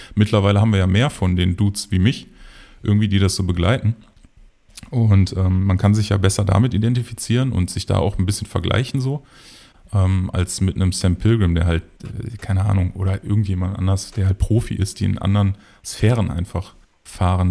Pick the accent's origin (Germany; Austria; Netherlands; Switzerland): Germany; Mülheim an der Ruhr, North Rhine-Westphalia; moved away as an adult; now in Oberhausen, Germany; gebürtig komme ich aus Mülheim und ähm, wohne aber jetzt schon ja, seit ich glaube, sechs Jahren sind es mittlerweile in Oberhausen